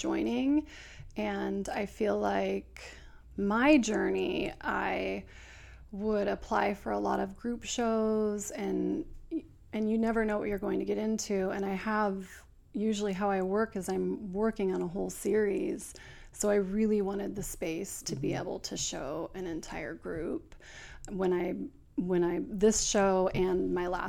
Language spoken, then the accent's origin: English; Oregon City, Oregon, United States; I'm from Oregon City, which is just south of Portland.